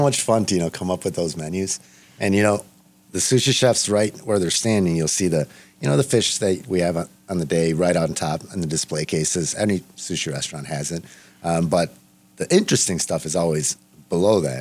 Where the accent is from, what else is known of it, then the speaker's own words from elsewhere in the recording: Los Angeles, California, United States; I was born in Los Angeles